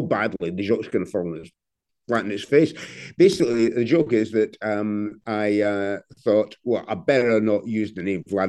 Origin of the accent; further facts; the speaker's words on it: Glasgow, Scotland, United Kingdom; I'm already 62 and I'm from Glasgow